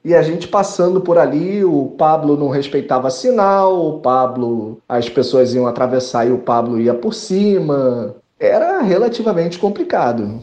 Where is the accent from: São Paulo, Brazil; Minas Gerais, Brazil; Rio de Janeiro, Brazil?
Rio de Janeiro, Brazil; jornalista, carioca, morando no Rio de Janeiro